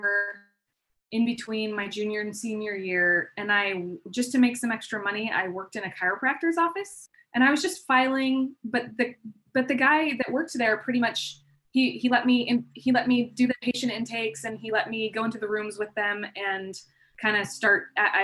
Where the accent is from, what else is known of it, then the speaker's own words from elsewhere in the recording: Palm Springs, California, United States; moved away as an adult; also born or lived in Bay Area / Denver; now in San Diego, United States; I grew up in Palm Springs, and then I pretty much stayed there for a majority of my upbringing